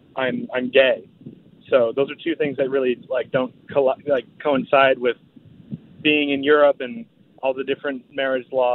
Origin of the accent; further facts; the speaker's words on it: United States; now in Austria; I'm originally from America. I have residency in Austria, and I'm in Morocco right now